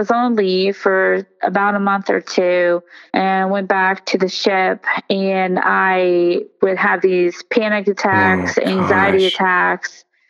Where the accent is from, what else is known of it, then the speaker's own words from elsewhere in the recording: United States; growing up in America